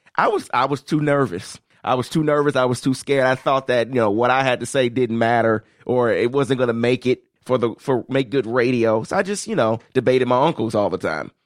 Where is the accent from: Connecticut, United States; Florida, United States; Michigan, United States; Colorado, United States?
Michigan, United States; Detroit; I was raised in Detroit